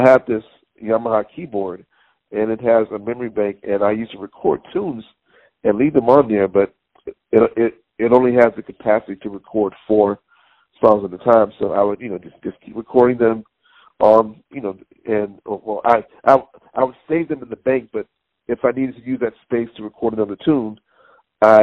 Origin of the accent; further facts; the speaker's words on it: Conyers, Georgia, United States; now in Hackensack, United States; I was from Georgia, you know, from the Baptist Church